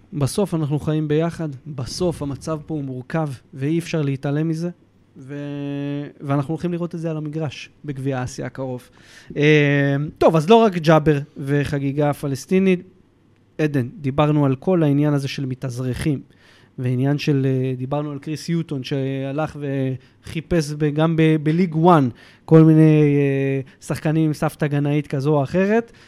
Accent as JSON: {"language": "Hebrew", "country": "Israel", "said": "מבחינתנו כישראלים"}